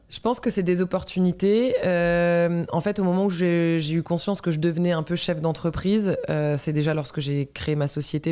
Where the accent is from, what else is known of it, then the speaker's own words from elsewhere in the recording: Breton, Brittany, France; Armor veut que je les représente en tant que bretonne